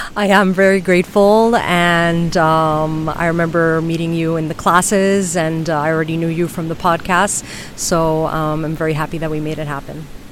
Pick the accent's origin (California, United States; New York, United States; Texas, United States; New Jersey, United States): New York, United States; New York City; moved away as an adult; also born or lived in Madrid, Spain; now in Ibiza, Spain; I was born and raised in New York City